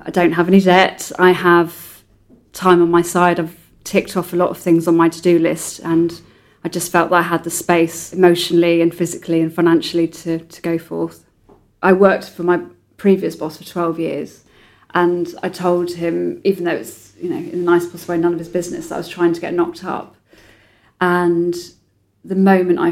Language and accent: English; a sleepy town in North Devon, South West England, United Kingdom; I was brought up in Sleepy Town in North Devon by my dad